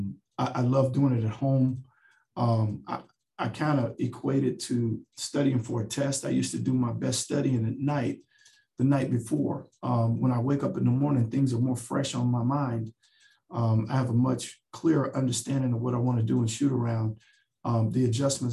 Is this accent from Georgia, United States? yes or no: no; Dallas, Texas, United States; also born or lived in Chicago; I grew up in Dallas, Texas